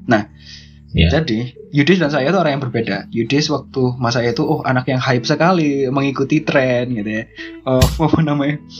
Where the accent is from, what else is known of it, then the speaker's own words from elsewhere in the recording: Krian, East Java, Indonesia; nah sedangkan kita dari Krian Krian sidoarjo ya sekitaran situlah kita anak-anak pinggir kota ya